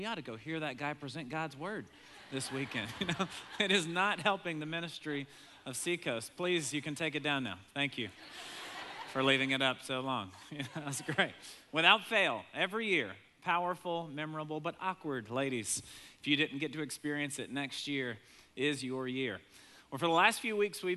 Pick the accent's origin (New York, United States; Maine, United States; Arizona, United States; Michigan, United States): Maine, United States; moved away; I grew up in Maine some, but never been back since moving away